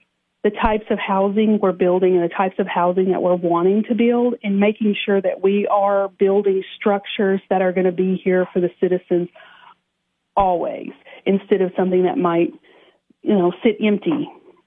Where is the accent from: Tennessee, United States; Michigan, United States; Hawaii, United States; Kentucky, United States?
Tennessee, United States; Cookeville; I live in Cookeville. I grew up in Cookeville.